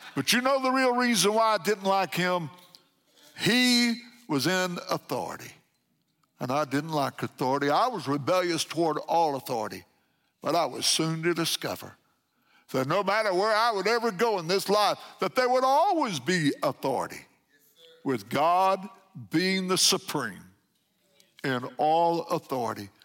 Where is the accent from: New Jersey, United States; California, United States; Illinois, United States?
Illinois, United States; McLeansboro; Walking down the street in my hometown, McLeansboro, Illinois